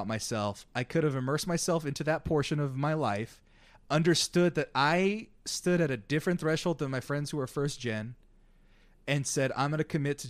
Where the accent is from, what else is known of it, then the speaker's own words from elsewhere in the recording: Central Valley of California, United States; also born or lived in Southeast Fresno; And I grew up in the Central Valley of California.